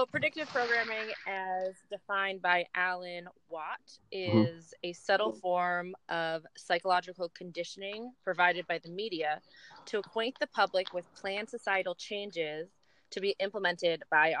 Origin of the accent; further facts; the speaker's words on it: Summit, New Jersey, United States; I was raised in Summit, New Jersey, about 18 miles away. But I lived on a hill